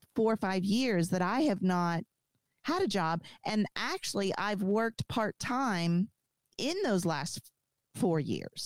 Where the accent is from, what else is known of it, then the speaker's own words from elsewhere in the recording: the South, United States; I was raised in the South.